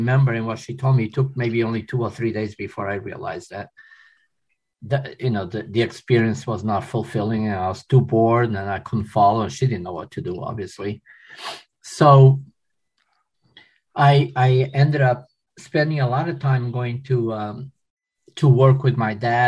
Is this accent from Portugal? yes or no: yes; Portugal; also born or lived in Philadelphia, United States; now in United States; I was born in Portugal